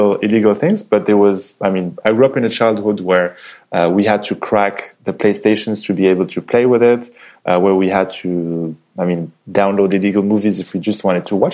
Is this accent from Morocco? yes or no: yes; Casablanca, Casablanca-Settat, Morocco; English is a second language; moved away as an adult; also born or lived in France; So I was born and raised in Morocco. So my father is Moroccan. My mother is Austrian.